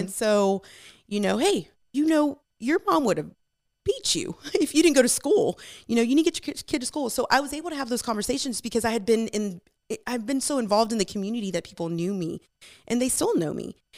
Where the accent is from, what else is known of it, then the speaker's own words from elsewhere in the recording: Magnolia, Texas, United States; also born or lived in Houston, Texas / California; we flooded and we moved town to Magnolia and, um, I grew up in this town.